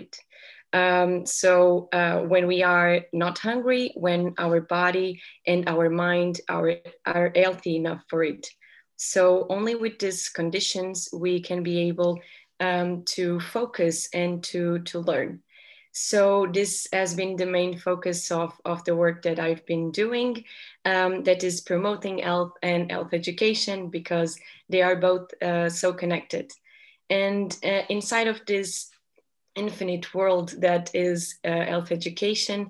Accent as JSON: {"language": "English", "country": "Portugal", "said": "I'm 23 years old and I'm from Portugal."}